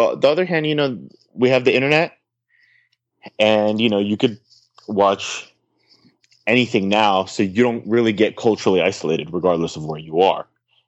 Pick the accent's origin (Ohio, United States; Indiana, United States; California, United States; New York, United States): California, United States; also born or lived in St. Petersburg, Russia; I was born in Russia and I came to the US, and being a Russian, my views are of the right. Mm-hmm. And I grew up in California, went to law school in California